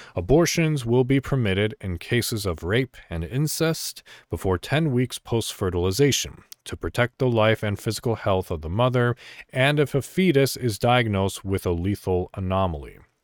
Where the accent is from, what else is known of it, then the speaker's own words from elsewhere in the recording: Illinois, United States; moved away; I'm initially from Illinois